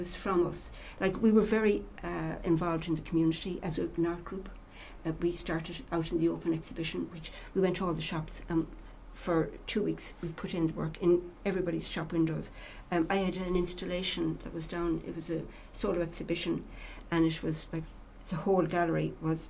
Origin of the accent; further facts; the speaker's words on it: Roscommon, Connacht, Ireland; I'm from Roscommon, right? So when I went to college, I met Noel, my husband, and we married and we came back to Roscommon